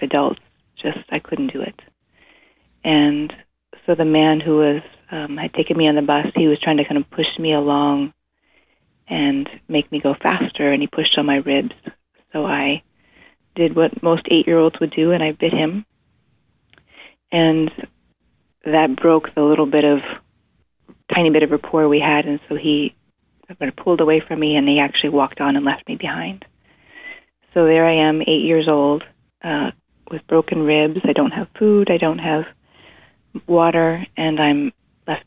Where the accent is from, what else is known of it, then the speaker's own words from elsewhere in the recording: East Coast, United States; also born or lived in Zimbabwe; I was growing up on the East Coast